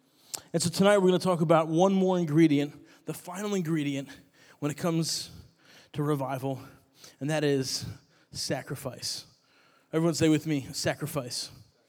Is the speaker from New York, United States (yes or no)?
yes; New York, United States; When I came down to college from New York, I was missing New York bagels, which are amazing.